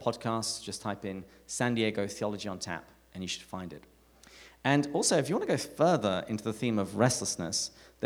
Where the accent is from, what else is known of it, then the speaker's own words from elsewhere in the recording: England, United Kingdom; moved away as an adult; now in United States; I'm from England. I just moved here